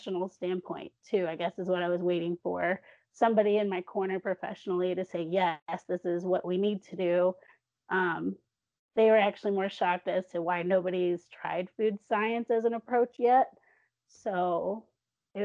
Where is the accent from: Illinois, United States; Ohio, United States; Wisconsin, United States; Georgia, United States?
Illinois, United States; south of Chicago; moved away as an adult; also born or lived in Northern Alabama; now in Alabama, United States; I'm originally from Illinois in the Midwest, south of Chicago. But I'm currently living and raising my kids in Northern Bama